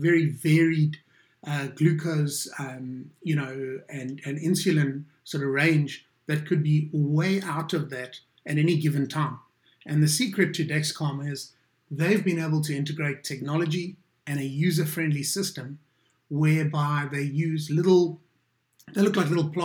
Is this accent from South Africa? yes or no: yes; South Africa; As a South African